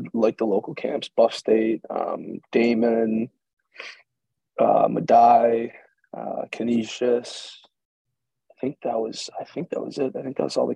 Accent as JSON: {"language": "English", "town": "Buffalo", "region": "New York", "country": "United States", "said": "I'm from Buffalo"}